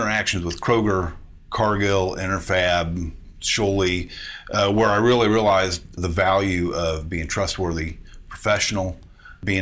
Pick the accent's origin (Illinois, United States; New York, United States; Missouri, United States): Illinois, United States; moved away as an adult; also born or lived in San Diego, California; now in Indiana, United States; I grew up in Illinois, I graduated high school and moved to San Diego, California.